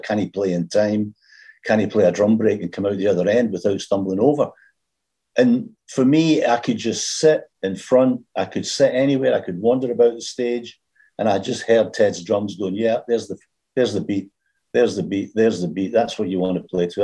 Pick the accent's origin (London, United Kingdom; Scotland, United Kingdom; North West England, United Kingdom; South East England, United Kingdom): Scotland, United Kingdom; Glasgow; also born or lived in England; now in Glasgow, United Kingdom; when I moved back from England to Scotland, back to Glasgow.